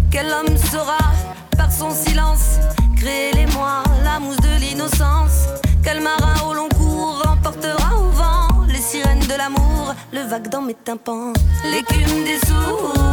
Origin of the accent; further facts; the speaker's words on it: France; c'est le message en tout cas de, de, de, de dire qu'on est français c'est, ça, c'est une vérité.